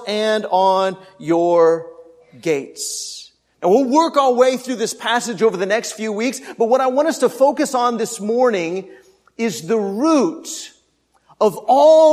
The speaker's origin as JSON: {"language": "English", "region": "Texas", "country": "United States"}